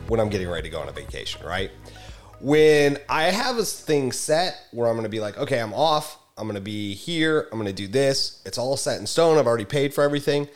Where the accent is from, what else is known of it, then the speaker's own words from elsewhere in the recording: Missouri, United States; moved away; I'm originally from Missouri